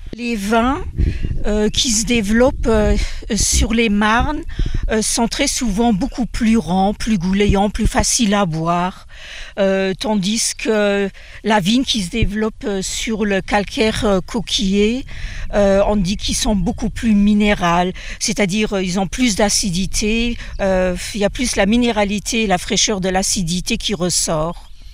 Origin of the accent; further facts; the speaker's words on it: Luxembourg; je suis luxembourgeoise